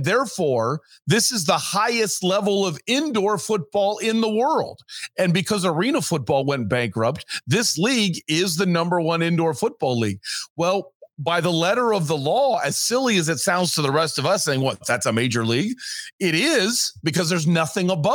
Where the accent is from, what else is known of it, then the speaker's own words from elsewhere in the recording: Ohio, United States; moved away as an adult; also born or lived in Huntsville, Alabama; now in Phoenix, United States; I say Ohio